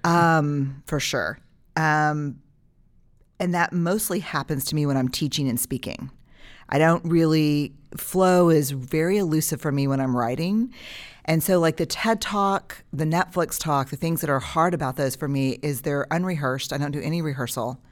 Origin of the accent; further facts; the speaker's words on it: Texas, United States; as a Texan.